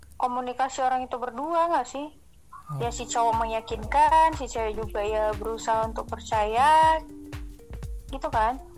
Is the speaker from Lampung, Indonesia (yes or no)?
no; Medan, North Sumatra, Indonesia; Asalnya dari Medan